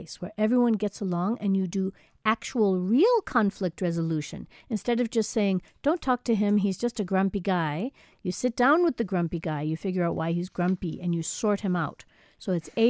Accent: United States; moved away as an adult; now in South Africa; I'm American, but I've lived here now 14 years.

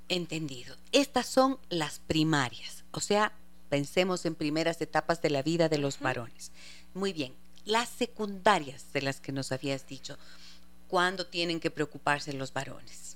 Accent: Ibarra, Imbabura, Ecuador; Ustedes saben que es mi tierra

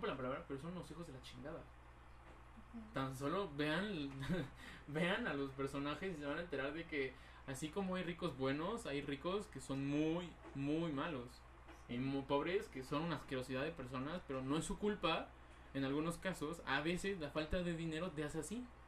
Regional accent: Mexico; como mexicanos

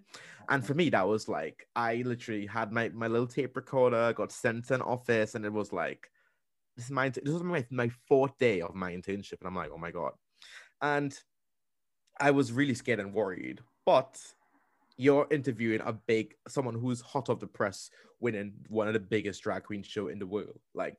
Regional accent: Trinidad & Tobago; accent: Trinidadian; Back then, my Trinidad accent was so strong and so thick. Like, you honestly couldn't understand me.

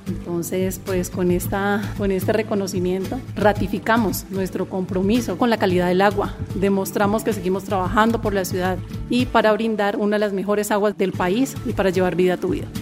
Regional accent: Popayán, Cauca, Colombia; soy de Popayán, y me encanta trabajar por esta ciudad

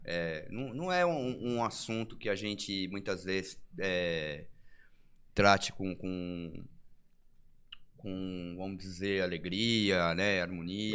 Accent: São Paulo, Brazil; now in São José dos Campos, Brazil; sou de São Paulo, nasci em capital

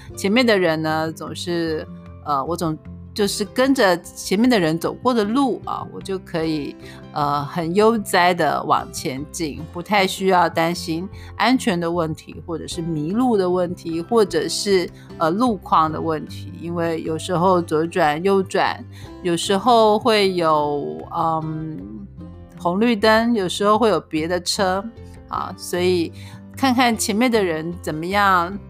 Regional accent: Yunlin County, Taiwan; moved away; 我们的老家都是云林

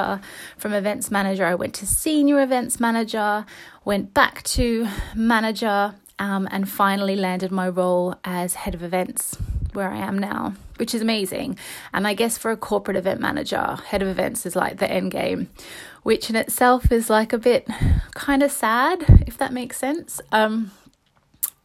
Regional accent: Brisbane, Queensland, Australia; moved away as an adult; also born or lived in England; now in London, United Kingdom; I'm English. So I was born in England, but I just grew up in Australia.

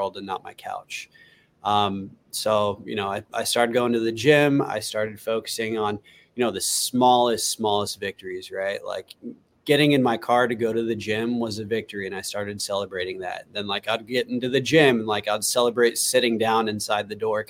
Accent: Los Angeles, California, United States; moved away as an adult; now in Cincinnati, United States; I'm from the Los Angeles area. So, Southern California born and raised, right? But moved to Cincinnati about 4.5 years ago

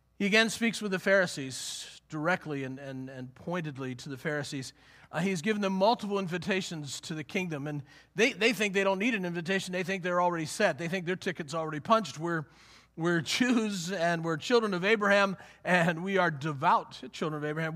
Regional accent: Western Pennsylvania, United States; I grew up in Western Pennsylvania

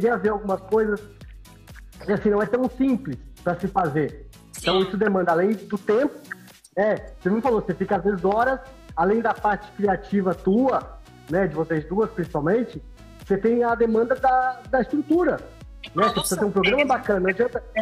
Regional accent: São Paulo, Brazil; moved away; eu que vim de São Paulo, São Paulo você, você pega um ônibus lá, ou você pega um trem, um metrô, um trem, um ônibus, você fica 3, 4 horas no, no, no trânsito.

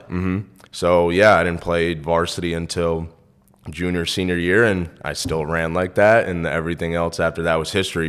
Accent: New York, United States; moved away as an adult; I'm from New York

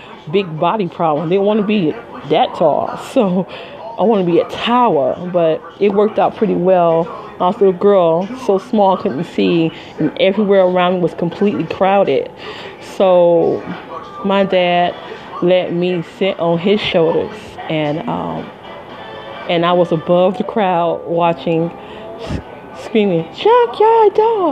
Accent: Midwest, United States; moved away; I'm from the Midwest originally

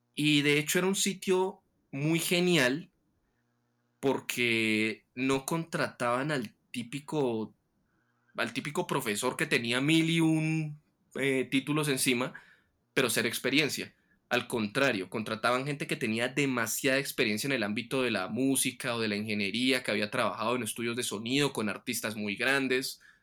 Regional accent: Tunja, Boyacá, Colombia; volver aquí a mi ciudad de origen, donde estoy pasando la cuarentena actualmente, en Tunja

